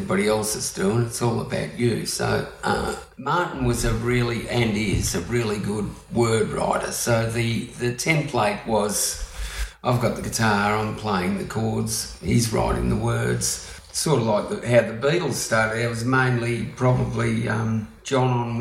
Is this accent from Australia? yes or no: yes; Melbourne, Victoria, Australia; also born or lived in Sydney, Australia; I'm from Paran originally